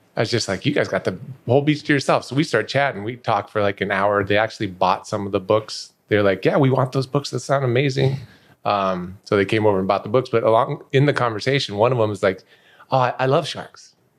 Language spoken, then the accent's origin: English; Denver, Colorado, United States; moved away as an adult; also born or lived in Minnesota / Las Vegas; I was a kid, I grew up in Denver